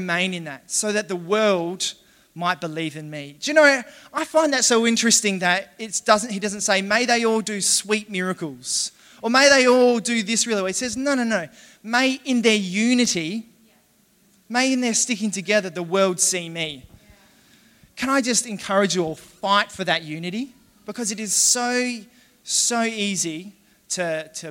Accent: Adelaide, South Australia, Australia; I'm from Adelaide.

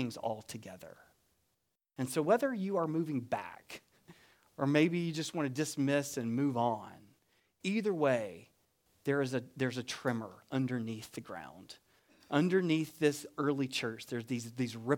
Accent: United States; now in Deep South, United States; We're not Italian, but we are American.

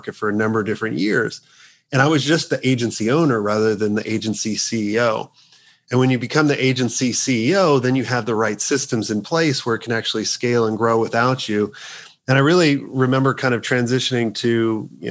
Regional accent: United States; I'm the only token American right now.

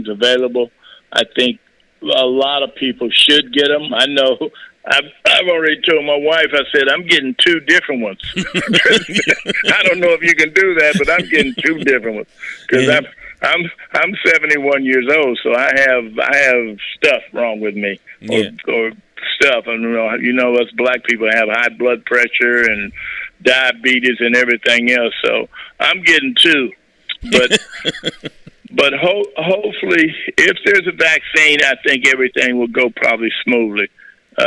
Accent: Los Angeles, California, United States; I grew up in Los Angeles.

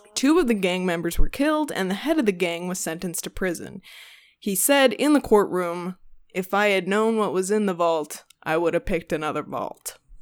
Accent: Houston, Texas, United States; growing up in Houston

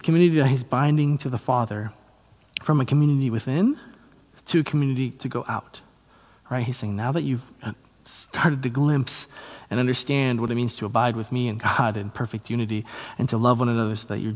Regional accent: United States; I'm an American Christian

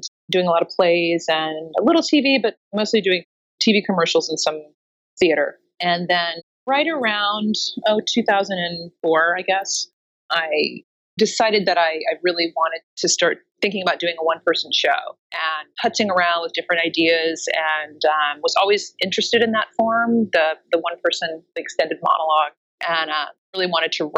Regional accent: Oklahoma City, Oklahoma, United States; now in New York City, United States; I'm originally from Oklahoma City, but I've lived in New York for 20 years now.

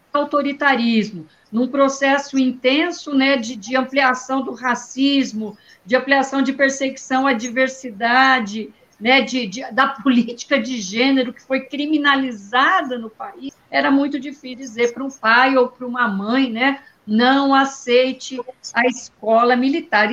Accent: Paraná, Brazil; Eu sou do Paraná

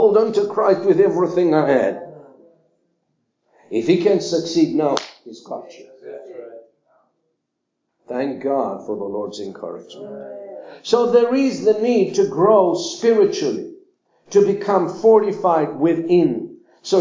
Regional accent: Cyprus; I was raised up in Cyprus

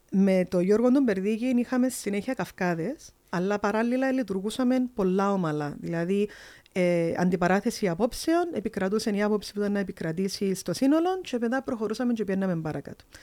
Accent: a small village in the Marathasa valley, Limassol District, Cyprus; Εγώ έρχομαι από ένα πολλά μικρό χορκό

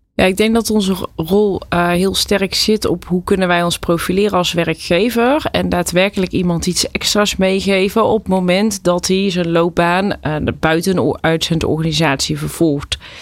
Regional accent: Dongen, North Brabant, Netherlands; Ik ben opgegroeid in Dongen

